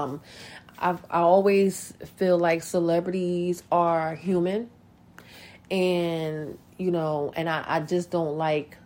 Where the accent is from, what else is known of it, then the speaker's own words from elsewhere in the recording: North New Jersey, United States; North New Jersey, my hometown